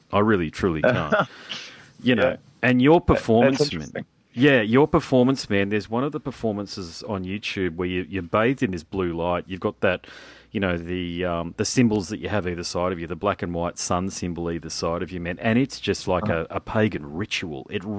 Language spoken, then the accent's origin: English; New Zealand; Being Kiwi, I honestly thought, because I've got a lot of Kiwi mates, and I grew up playing rugby